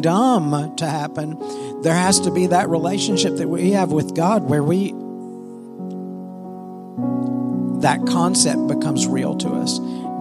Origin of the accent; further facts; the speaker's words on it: United States; growing up in the United States